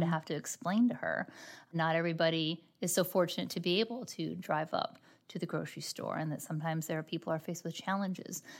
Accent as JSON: {"language": "English", "area": "just outside Detroit", "region": "Michigan", "country": "United States", "tie": "born or raised there", "moved": "yes", "lives_now": "St. Louis, United States", "said": "I actually born and raised just outside Detroit, Michigan."}